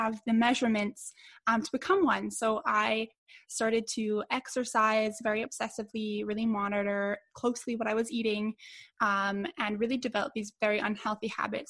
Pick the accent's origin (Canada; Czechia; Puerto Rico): Canada; Edmonton, Alberta; my hometown here in Edmonton